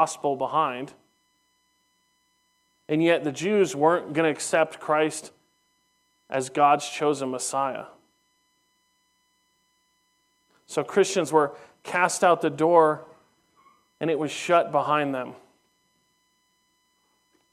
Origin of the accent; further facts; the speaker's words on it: Southern California, United States; as a young teenager growing up in Southern California